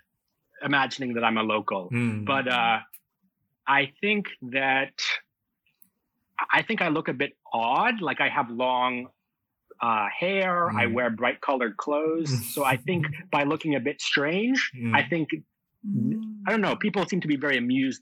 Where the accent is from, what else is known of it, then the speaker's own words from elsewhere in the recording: Vermont, United States; moved away; also born or lived in Singapore; I grew up in Vermont in the U.S., which is the second whitest state